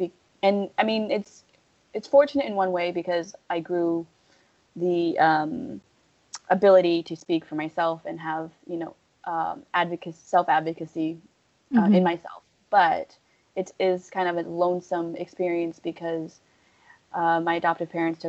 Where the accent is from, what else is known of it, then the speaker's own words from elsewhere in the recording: New Hampshire, United States; also born or lived in Kunming, China / Milwaukee, Wisconsin / Costa Rica; now in Seattle, United States; And I first immigrated to Milwaukee, Wisconsin, and I spent a few years there, then spent some time in Costa Rica, and then that was about 6 months, and then back to Wisconsin, and then the majority of my life I've spent in New Hampshire. So I've kind of been all over.